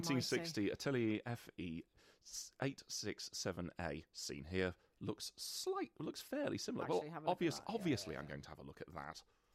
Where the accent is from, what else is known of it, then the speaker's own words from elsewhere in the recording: London, United Kingdom; Maybe it's because... I'm a Londoner.